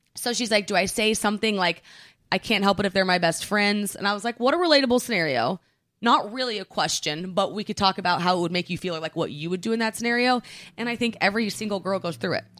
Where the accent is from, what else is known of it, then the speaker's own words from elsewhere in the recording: Oklahoma, United States; now in New York, United States; growing up in Oklahoma